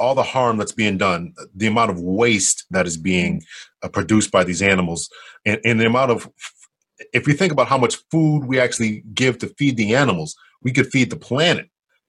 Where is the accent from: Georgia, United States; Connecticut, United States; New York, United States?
Connecticut, United States; I have some roots there too, but I was raised in Connecticut